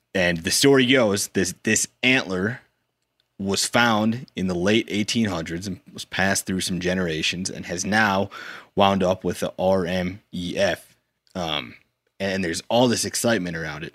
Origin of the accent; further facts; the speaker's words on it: South Dakota, United States; I'm from South Dakota, but I consider myself like an honorary Minnesotan.